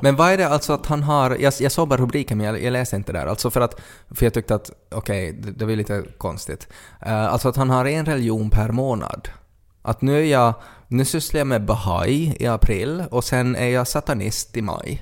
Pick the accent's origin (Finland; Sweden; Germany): Finland; Ostrobothnia; vi har aldrig varit utanför Österbotten, vi har aldrig pratat med no, någon andra, no andra människor som inte pratar vår dialekt